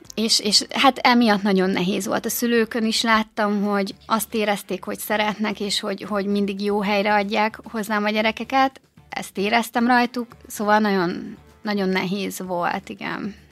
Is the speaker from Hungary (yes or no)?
yes; Gyula, Békés, Hungary; moved away as an adult; now in Békéscsaba, Hungary; Én egyébként gyulai vagyok